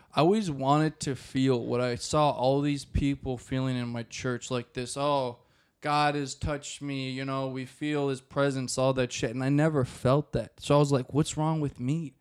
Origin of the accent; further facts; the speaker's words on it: Maple Grove, Minnesota, United States; also born or lived in Rogers, Minnesota; I was raised in Maple Grove, and then we moved to Rogers when I was, like, twelve, and I've lived there since